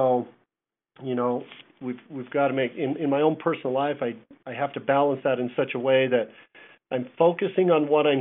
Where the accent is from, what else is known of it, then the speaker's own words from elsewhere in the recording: Ogden, Utah, United States; moved away as an adult; also born or lived in Virginia; now in Prescott, United States; Grew up in Ogden, Utah